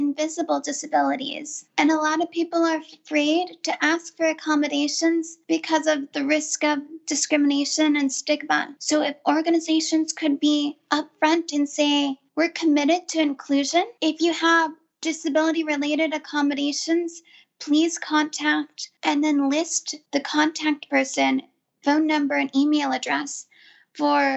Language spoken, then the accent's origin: English; California, United States; I grew up in California